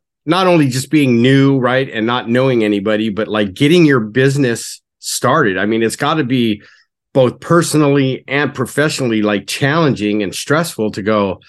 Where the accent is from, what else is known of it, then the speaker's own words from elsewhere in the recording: Orange County, California, United States; I grew up on the West Coast, like in Orange County, which is kind of maybe not as intense as, like, Miami, but it can be, right? And, like, now I live in a smaller town, which is about 2 hours away.